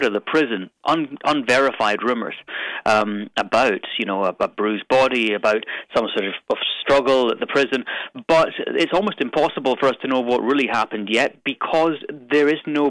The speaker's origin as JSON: {"language": "English", "town": "Stirling", "region": "Scotland", "country": "United Kingdom", "moved": "yes", "lives_now": "London, United Kingdom", "said": "The town or city I'm from is called Stirling"}